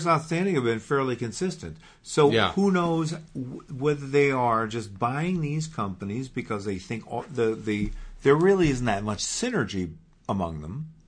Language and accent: English; Port Washington, New York, United States; I grew up in Port Washington.